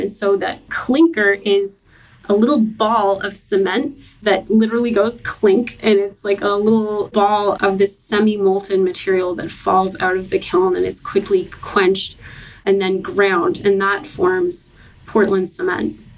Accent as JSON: {"language": "English", "town": "Halifax", "region": "Nova Scotia", "country": "Canada", "tie": "born or raised there", "moved": "yes", "said": "I'm from Halifax, Nova Scotia"}